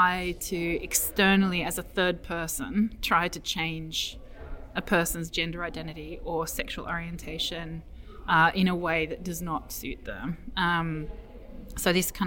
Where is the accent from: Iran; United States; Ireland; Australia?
Australia; Melbourne, Victoria; now in Edinburgh, United Kingdom; I come from Melbourne originally.